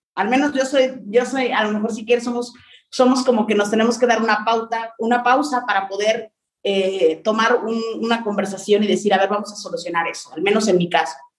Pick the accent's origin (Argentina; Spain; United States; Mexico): Mexico; mi lenguaje o con la forma de expresión que existe en México eran muy distintas